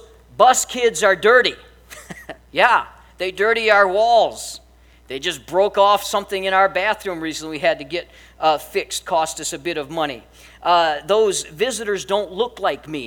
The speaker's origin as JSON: {"language": "English", "region": "Missouri", "country": "United States", "said": "I'm from the far country of Missouri"}